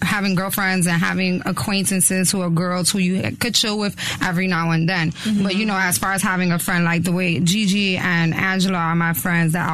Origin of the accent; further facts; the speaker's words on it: New York City, New York, United States; Growing up in New York City and being a pretty girl is not easy.